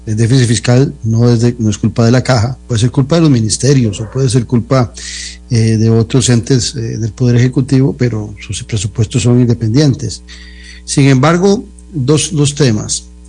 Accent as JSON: {"language": "Spanish", "country": "Costa Rica", "said": "los costarricenses"}